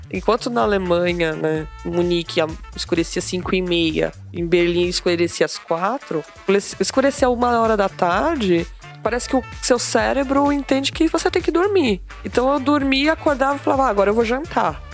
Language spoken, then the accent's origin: Portuguese; Brazil; somos brasileiros